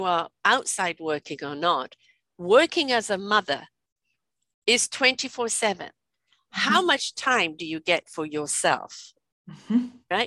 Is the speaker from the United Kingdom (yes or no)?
yes; England, United Kingdom; moved away; I grew up in England, and I grew up with people that used to come and clean the house.